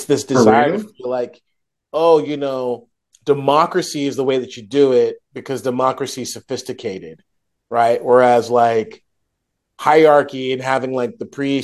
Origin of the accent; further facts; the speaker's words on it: United States; I'm an American